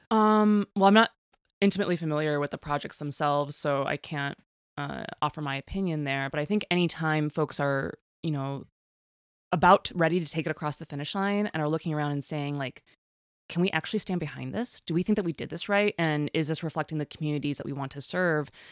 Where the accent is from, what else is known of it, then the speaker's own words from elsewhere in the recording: Chicago, Illinois, United States; growing up in Chicago